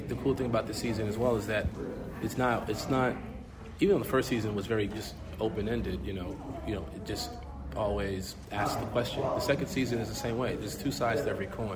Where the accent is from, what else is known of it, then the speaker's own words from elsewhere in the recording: Chicago, Illinois, United States; we're from Chicago.